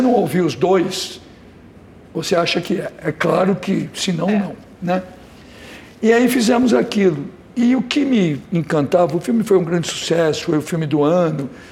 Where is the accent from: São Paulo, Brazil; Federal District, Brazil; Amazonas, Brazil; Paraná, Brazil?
São Paulo, Brazil; also born or lived in Rio de Janeiro; sou nascido em São Paulo, muito paulista, mas adoro o Rio, virei cidadão carioca